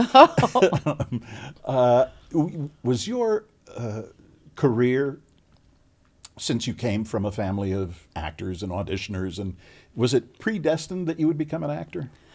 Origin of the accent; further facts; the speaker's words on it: Chicago, Illinois, United States; moved away; also born or lived in California; I grew up in Chicago